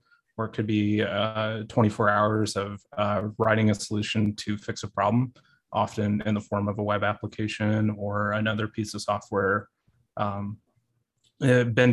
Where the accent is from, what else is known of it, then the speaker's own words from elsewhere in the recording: Springfield, Illinois, United States; moved away as an adult; now in Missouri, United States; I'm originally from Springfield, Illinois. I lived and grew up there my entire life